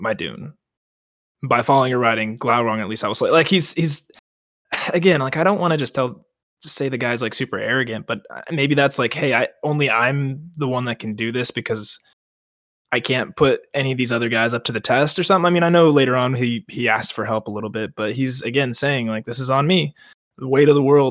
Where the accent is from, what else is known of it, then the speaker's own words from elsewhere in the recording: Colorado, United States; I'm not from Kentucky. I'm from Colorado